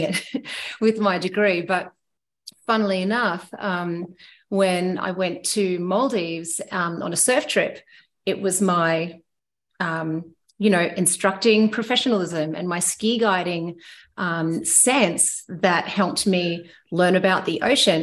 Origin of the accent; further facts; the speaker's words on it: Myrtleford, Victoria, Australia; moved away as an adult; also born or lived in Whistler, Canada; I grew up skiing. Uh, I'm from Millowa, uh, just in the foothills of, of Mount Hotham